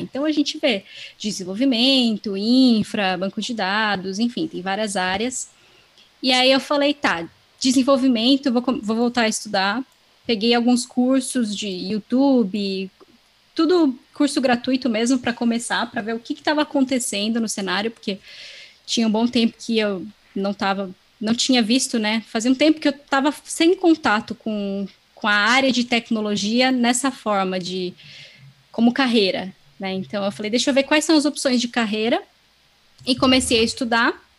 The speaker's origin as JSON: {"language": "Portuguese", "town": "Serra Negra", "region": "São Paulo", "country": "Brazil", "tie": "born or raised there", "moved": "as an adult", "lives_now": "São Paulo, Brazil", "said": "eu nasci e cresci nessa cidade e vim para São Paulo recentemente"}